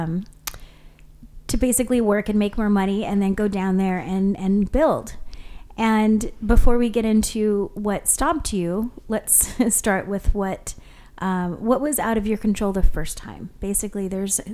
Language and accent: English; Kona, Hawaii, United States; We come from Kona, where have a dump.